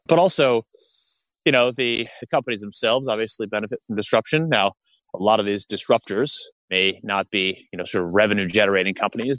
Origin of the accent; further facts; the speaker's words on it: United States; moved away as an adult; now in Australia; I'm an American um, li- li- have been living in Australia for years